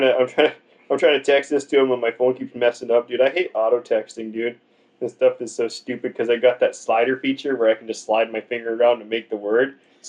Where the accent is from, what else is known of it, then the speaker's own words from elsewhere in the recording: Boston, Massachusetts, United States; I'm from Boston, bitch. I'm from Beantown, motherfucker.